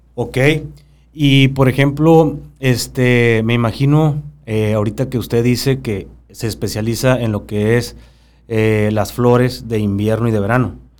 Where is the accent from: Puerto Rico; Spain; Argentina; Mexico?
Mexico; Babiácora, Sonora; yo vengo de Babiácora